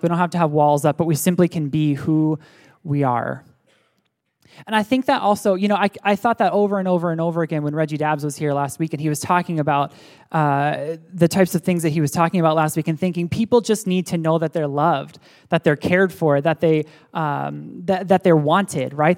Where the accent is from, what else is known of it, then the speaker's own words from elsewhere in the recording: State College, Pennsylvania, United States; moved away; also born or lived in Pittsburgh, Pennsylvania; I was born in Pittsburgh, Pennsylvania, and then my family moved to State College, Pennsylvania